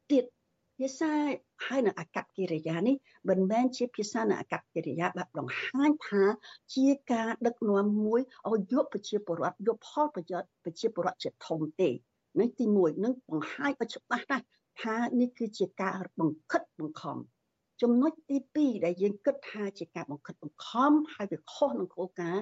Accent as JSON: {"language": "Khmer", "country": "Cambodia", "moved": "yes"}